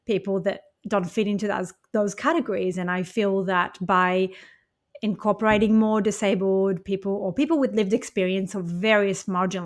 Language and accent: English; Israel; moved away; I was born and raised in Israel as a Jewish person